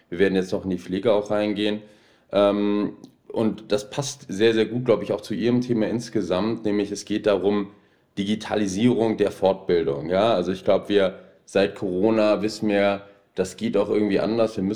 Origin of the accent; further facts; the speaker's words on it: Essen, North Rhine-Westphalia, Germany; Ich bin Essener, äh, hier groß geworden und ähm, ähnlich wie Sie, dem Ruhrgebiet dann irgendwie doch sehr zugewandt.